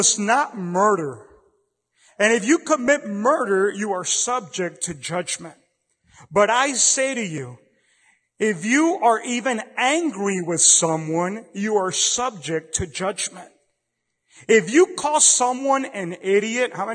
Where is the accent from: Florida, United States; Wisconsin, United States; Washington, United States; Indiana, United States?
Florida, United States; Miami; I come from Miami back in the 80s and 90s